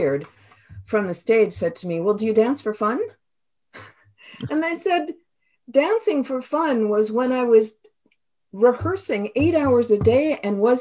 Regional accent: Toledo, Ohio, United States; first language English; moved away as an adult; also born or lived in New York; now in Canada; I'm originally from Toledo, Ohio

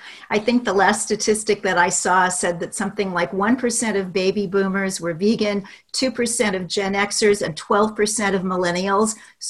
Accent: Kansas City, Missouri, United States; moved away as an adult; also born or lived in London; I was growing up in Kansas City, Missouri, where at that time we had the nation's second biggest stockyards.

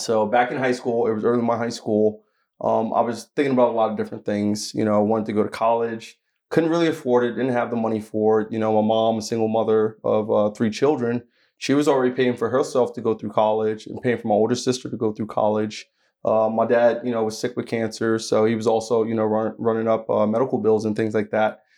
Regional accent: Asbury Park, New Jersey, United States; I'm actually from New Jersey. So I'm from Asbury Park, New Jersey, which is on the shoreline

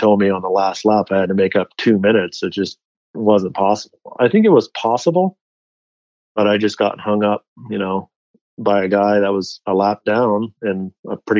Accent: Delta Junction, Alaska, United States; also born or lived in Fairbanks, Alaska; now in Park City, United States; I was born in Fairbanks, Alaska, lived in a little town about 100 miles south of there called Delta Junction, Alaska

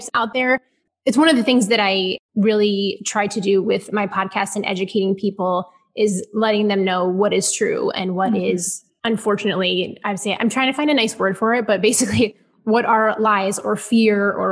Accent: Ohio, United States; now in Houston, United States; I am an Ohio girl

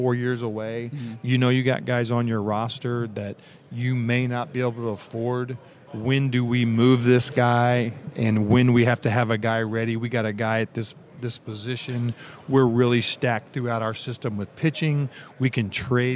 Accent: Evansville, Indiana, United States; a lot of guys coming from a small town like me. I'm coming from Evansville, Indiana.

